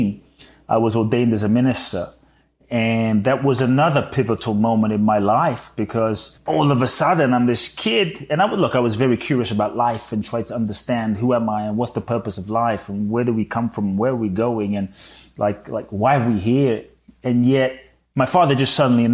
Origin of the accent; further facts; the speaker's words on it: London, United Kingdom; moved away as an adult; also born or lived in Ghana / Mexico; now in United States; I was born in Ghana, West Africa. And my father's from Ghana. My mother's Japanese. I grew up in London.